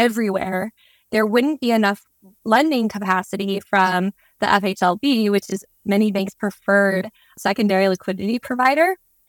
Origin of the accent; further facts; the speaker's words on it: Nebraska, United States; now in Nashville, United States; And as a Nebraskan